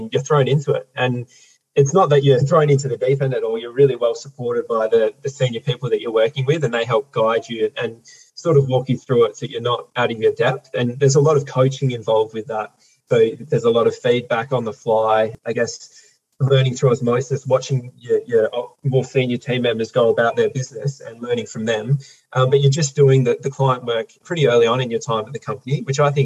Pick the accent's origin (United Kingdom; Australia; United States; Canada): Australia; Perth, Western Australia; I was born and raised here in South Perth into a family of 6 kids